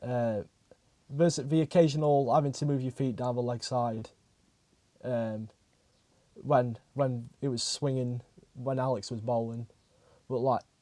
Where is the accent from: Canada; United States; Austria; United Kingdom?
United Kingdom; Yorkshire and the Humber; as a Yorkshireman